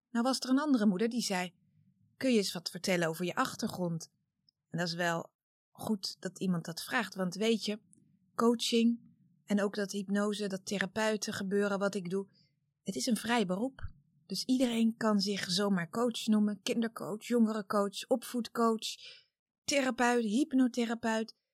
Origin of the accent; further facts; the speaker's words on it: Wassenaar, South Holland, Netherlands; also born or lived in The Hague; 1973. Ik ben geboren in Den Haag, opgegroeid in Wassenaar.